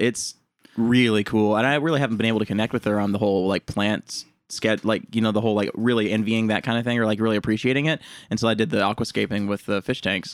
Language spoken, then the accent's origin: English; Honey Grove, Texas, United States; moved away; my hometown, Honey Grove.